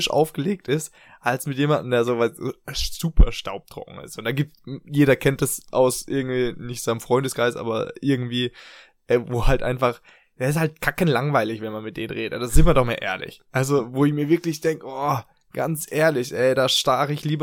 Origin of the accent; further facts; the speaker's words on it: Germany; moved away; wir als Deutsche, wir beide.